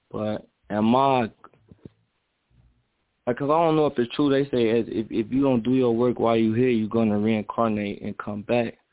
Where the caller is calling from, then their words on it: Minnesota, United States; I'm in Minnesota right now.